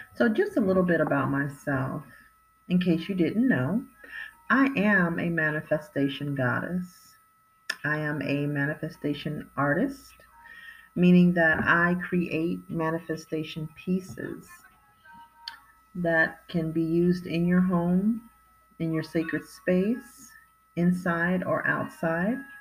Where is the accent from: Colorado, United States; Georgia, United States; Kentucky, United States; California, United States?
California, United States; I was raised in California